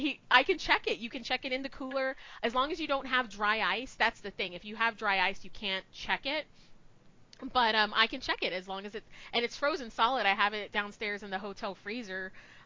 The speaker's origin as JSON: {"language": "English", "region": "Texas", "country": "United States", "said": "I am from Texas"}